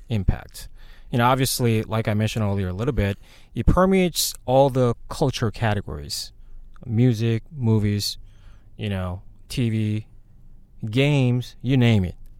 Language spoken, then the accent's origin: English; South Korea; moved away; When I grew up in Korea